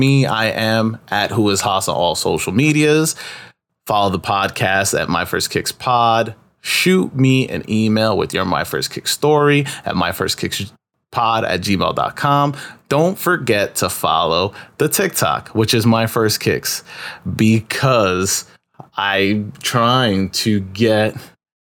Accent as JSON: {"language": "English", "town": "New York City", "region": "New York", "country": "United States", "tie": "born or raised there", "also_born_or_lived": "Upper East Side, Manhattan / Elmhurst, Queens", "said": "I grew up in Corona"}